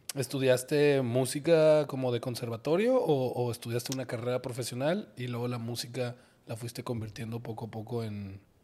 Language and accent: Spanish; Guadalajara, Jalisco, Mexico; yo crecí en Guadalajara